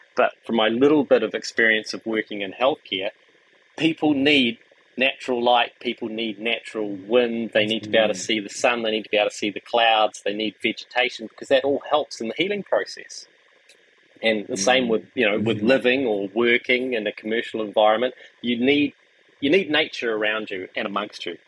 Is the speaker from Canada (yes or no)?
no; Wellington, New Zealand; moved away as an adult; also born or lived in Auckland; the farmland in Wellington where we grew up